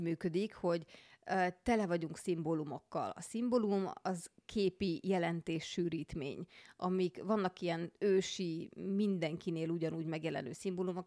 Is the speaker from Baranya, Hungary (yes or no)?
no; Budapest, Hungary; a Mirtus utcában, ahol felnőttem zuglóban